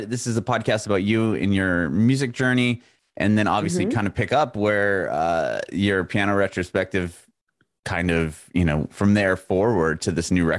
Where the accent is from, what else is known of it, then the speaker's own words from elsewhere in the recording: San Diego, California, United States; moved away as an adult; also born or lived in San Francisco / Los Angeles; now in Nashville, United States; I grew up in San Diego, born and raised there. I spent a little bit of time in San Francisco and in Los Angeles